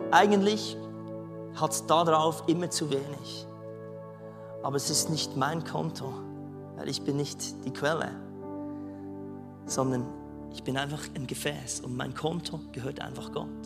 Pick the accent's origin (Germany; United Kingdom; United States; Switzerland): Switzerland; Als Schweizer ein, ein Arbeits Arbeitsvisum in Neuseeland, das hat es wahrscheinlich noch gar nie gegeben.